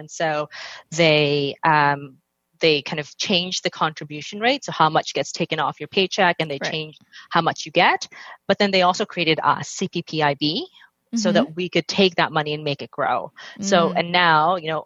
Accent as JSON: {"language": "English", "country": "Canada", "moved": "as an adult", "lives_now": "London, United Kingdom", "said": "I live in London, in the UK right now, but I'm Canadian."}